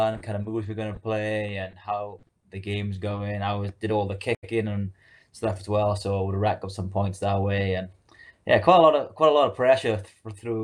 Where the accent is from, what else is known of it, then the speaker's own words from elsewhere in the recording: Swansea, Wales, United Kingdom; moved away as an adult; now in Houston, United States; I'm from Wales in the UK, a little small city called Swansea